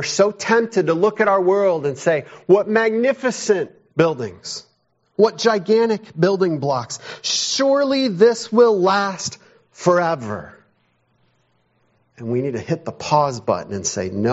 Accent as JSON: {"language": "English", "town": "Chicago", "region": "Illinois", "country": "United States", "tie": "born or raised there", "said": "I grew up around Chicago and occasionally would go downtown"}